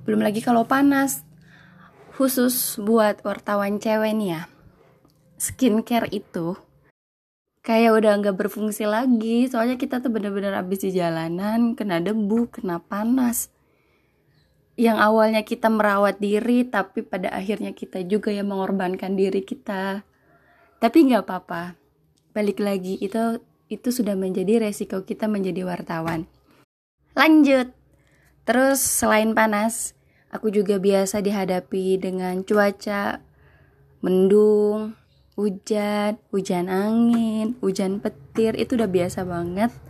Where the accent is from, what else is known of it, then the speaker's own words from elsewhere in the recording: West Java, Indonesia; first language Sundanese; now in Yogyakarta, Indonesia; karena aku bukan dari Jogja sendiri aku asli Jawa Barat notabene bahasa Sunda ketika aku hidup di Jogja ini